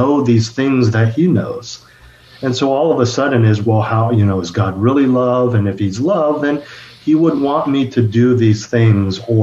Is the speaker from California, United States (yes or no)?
yes; Bay Area, California, United States; moved away as an adult; also born or lived in Los Angeles; I was born and raised in the Bay Area, born to two immigrant parents.